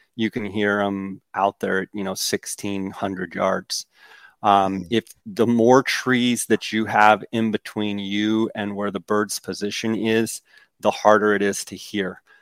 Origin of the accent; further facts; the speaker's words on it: Arizona, United States; my home state of Arizona